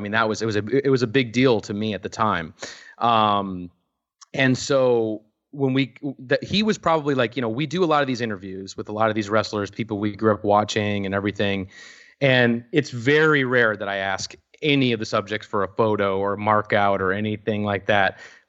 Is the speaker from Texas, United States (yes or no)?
no; Minneapolis, Minnesota, United States; I was fortunate enough because I grew up in Minneapolis, and at the Mall of America, LOL, in Minneapolis, there was actually an RF video kiosk in the mall